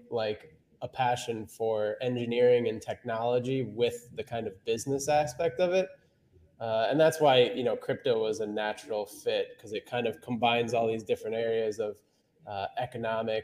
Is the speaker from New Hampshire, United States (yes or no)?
yes; New Hampshire, United States; I'm from New Hampshire originally.